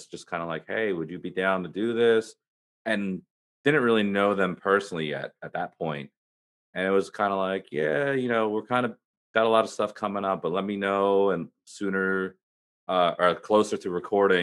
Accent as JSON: {"language": "English", "town": "Burlington", "region": "New Jersey", "country": "United States", "tie": "born or raised there", "said": "my hometown in Burlington, New Jersey"}